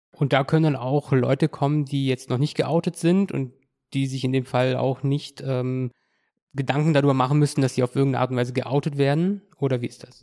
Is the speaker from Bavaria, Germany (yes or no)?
yes; Kaufbeuren, Bavaria, Germany; Kaufbeuren ist mein, mein Heimatort.